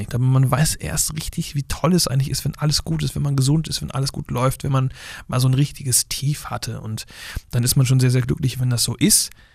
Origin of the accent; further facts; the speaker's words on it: Flensburg, Schleswig-Holstein, Germany; accent: slight northern German; now in Buxtehude, Germany; vielleicht mit so einem ganz leichten Norddeutsch-Slang, weil ich ja aus Flensburg komme, ja. an der dänischen Grenze.